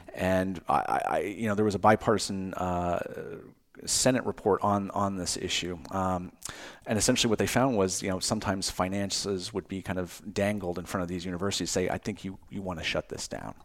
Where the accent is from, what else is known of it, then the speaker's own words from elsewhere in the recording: Cape Cod, Massachusetts, United States; moved away; I grew up in Cape Cod, Massachusetts.